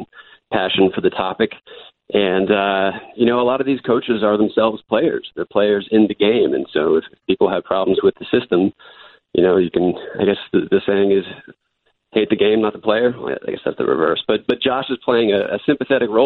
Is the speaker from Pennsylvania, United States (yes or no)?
no; Durham, North Carolina, United States; I grew up in Durham, North Carolina